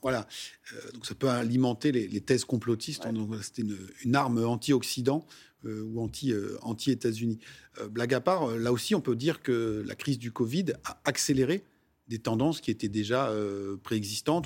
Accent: France; chez nous en France

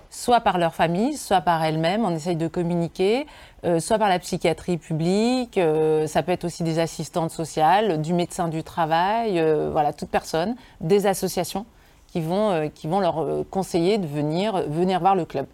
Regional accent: Lyon region, Auvergne-Rhône-Alpes, France; dans ma région d'origine

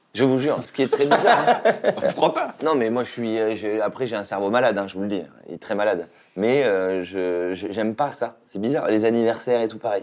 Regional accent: Saint-Émilion, Nouvelle-Aquitaine, France; now in Paris, France; Quand je suis arrivé de Saint-Émilion à Paris

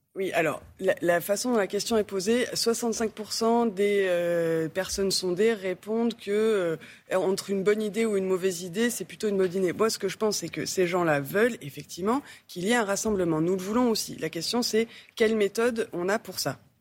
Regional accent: Marseille, Provence-Alpes-Côte d'Azur, France; je viens de Marseille

